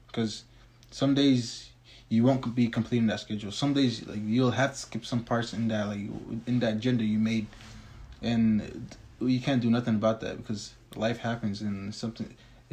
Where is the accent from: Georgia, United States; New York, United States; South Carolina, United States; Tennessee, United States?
Tennessee, United States; I was born in Tennessee, so I haven't seen a glimpse of Somalia yet